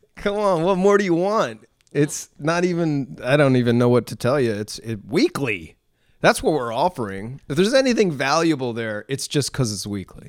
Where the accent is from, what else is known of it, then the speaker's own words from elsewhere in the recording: New England, United States; now in Los Angeles, United States; I grew up in New England